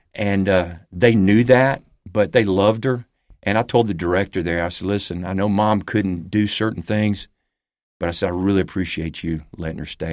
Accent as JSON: {"language": "English", "town": "Huntsville", "region": "Alabama", "country": "United States", "tie": "born or raised there", "also_born_or_lived": "Birmingham, Alabama", "said": "two months after I was born in Birmingham, we moved to Huntsville, Alabama"}